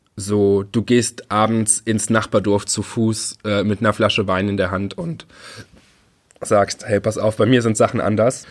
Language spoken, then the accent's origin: German; Trier area, Rhineland-Palatinate, Germany; moved away; wo ich aufgewachsen bin